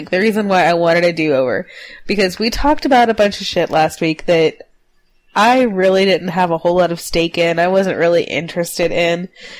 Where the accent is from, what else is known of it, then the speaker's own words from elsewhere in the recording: South Texas, United States; I was raised in South Texas by my dad